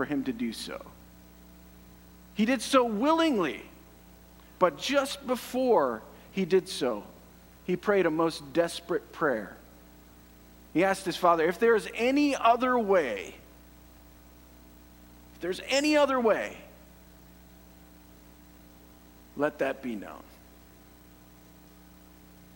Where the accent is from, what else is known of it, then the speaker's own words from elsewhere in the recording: Canada; I love being Canadian